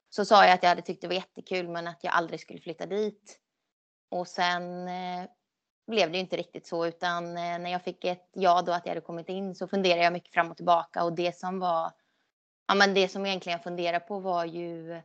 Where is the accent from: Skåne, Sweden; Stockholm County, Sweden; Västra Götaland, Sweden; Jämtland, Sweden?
Skåne, Sweden; moved away; jag flyttade ju ändå från Skåne 2010 så att det var ju länge sedan jag bodde där så jag känner ingen koppling mer så än till familjen egentligen